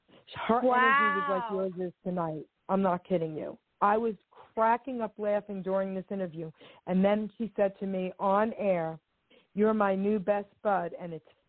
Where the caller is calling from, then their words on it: New Jersey, United States; I'm calling from New Jersey.